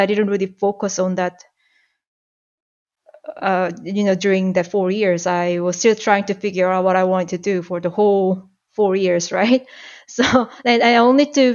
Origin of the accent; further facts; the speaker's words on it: Seoul, South Korea; English is a second language; moved away as an adult; also born or lived in Toronto, Canada; now in Canada; I'm from South Korea. I was born and raised in Seoul. And I moved to Canada